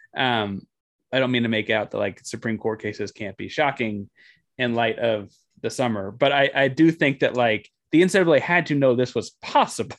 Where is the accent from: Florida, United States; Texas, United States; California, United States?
Texas, United States; Austin; having spent most of my time growing up in Austin and being a Texas guy